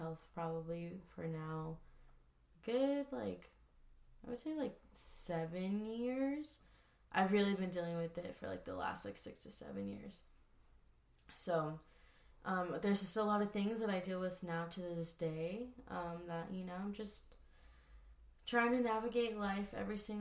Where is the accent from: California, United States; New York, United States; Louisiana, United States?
California, United States; Oceanside; I grew up in Oceanside, California for pretty much all of my life